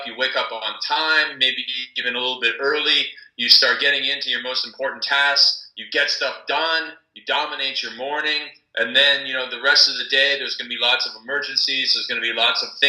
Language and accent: English; Canada; I'm from Canada